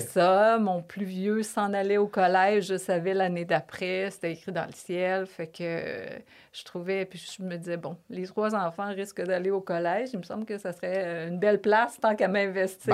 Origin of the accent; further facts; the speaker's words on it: Lévis, Quebec, Canada; accent: Québécois; moved away as an adult; also born or lived in Toronto, Canada / Paris, France; je suis une fille euh, de vraiment une Lévisienne profonde. ma mère, mon père, on, est tous, tous